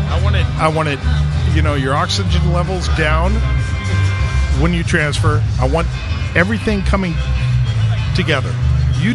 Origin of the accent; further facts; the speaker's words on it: Danville, California, United States; And I grew up in Danville, California.